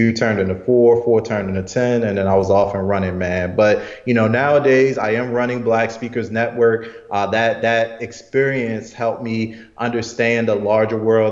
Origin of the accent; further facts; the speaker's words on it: Baltimore, Maryland, United States; Morgan State University, which is in Baltimore, my hometown